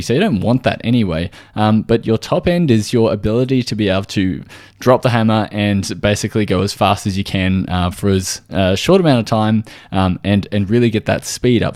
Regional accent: Australia

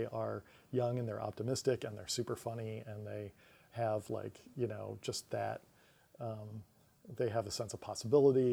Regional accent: Syracuse, New York, United States; moved away; I'm from Syracuse, New York

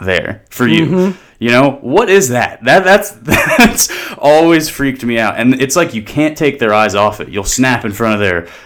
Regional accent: New Jersey, United States; moved away; I grew up in South Jersey

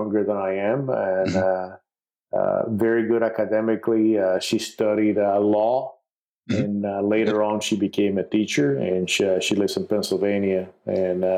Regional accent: Puerto Rico; I was born in Puerto Rico, which is part of the United States

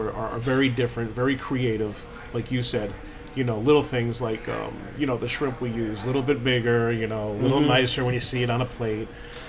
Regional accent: New Jersey, United States; moved away; where I grew up in New Jersey

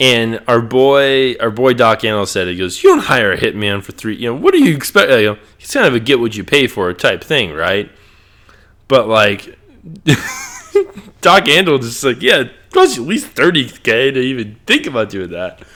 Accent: Chicago, Illinois, United States; me growing up in Chi

